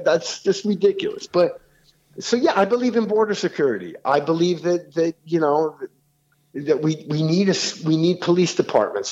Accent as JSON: {"language": "English", "town": "New York City", "region": "New York", "country": "United States", "tie": "born or raised there", "said": "I grew up in New York City"}